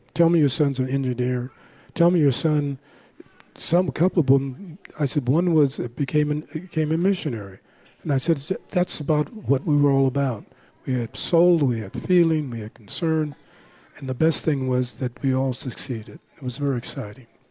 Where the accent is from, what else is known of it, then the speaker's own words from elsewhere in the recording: Los Angeles, California, United States; also born or lived in Langston, Oklahoma; I'm from Los Angeles